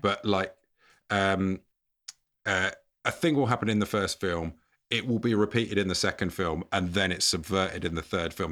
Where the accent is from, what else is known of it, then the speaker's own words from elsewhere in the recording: England, United Kingdom; as an English person